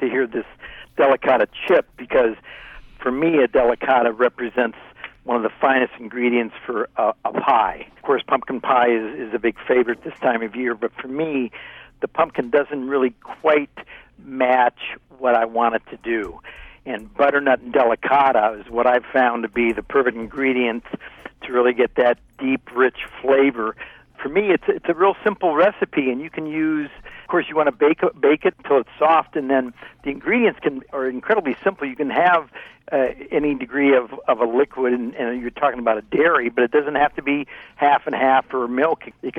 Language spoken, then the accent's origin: English; Ohio, United States; You know, growing up in Ohio, maybe that's what was going on there.